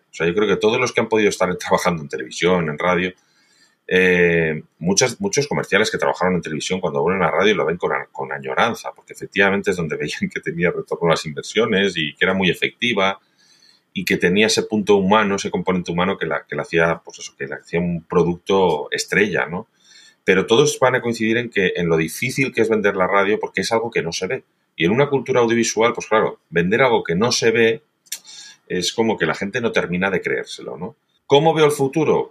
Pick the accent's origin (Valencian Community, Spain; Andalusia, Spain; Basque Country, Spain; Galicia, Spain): Valencian Community, Spain; soy valenciano